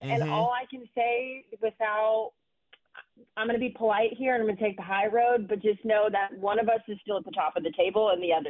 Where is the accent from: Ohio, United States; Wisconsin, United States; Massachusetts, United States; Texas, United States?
Texas, United States; my home state of Texas.